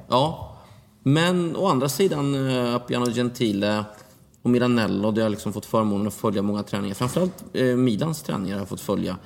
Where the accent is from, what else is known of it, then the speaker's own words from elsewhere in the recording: Linghem, Östergötland, Sweden; also born or lived in Mjölby; i klubbhuset hemma i Linghem